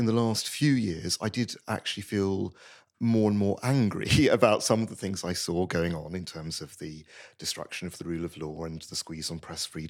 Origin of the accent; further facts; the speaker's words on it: United Kingdom; So I'm half Hungarian, as my surname would indicate, and I grew up in Britain.